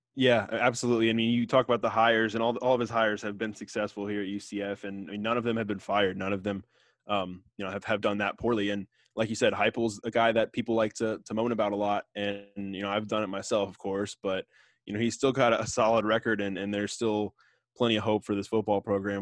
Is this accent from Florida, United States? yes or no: yes; Tampa, Florida, United States; I grew up in Tampa, and my parents both went to U S F.